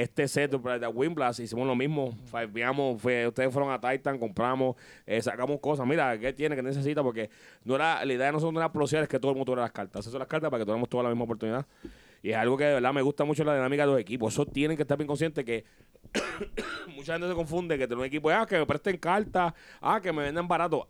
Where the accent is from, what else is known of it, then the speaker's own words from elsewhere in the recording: Puerto Rico; venimos de Puerto Rico para acá